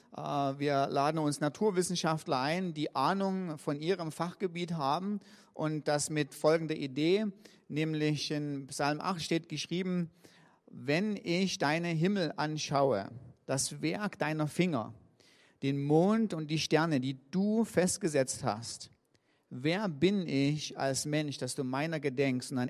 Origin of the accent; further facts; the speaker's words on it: Riesa, Saxony, Germany; ich komme aus Riesa